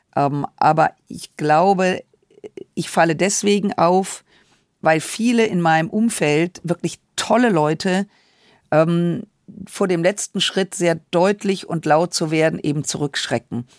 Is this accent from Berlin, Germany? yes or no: no; Düsseldorf, North Rhine-Westphalia, Germany; ich bin im Rheinland groß geworden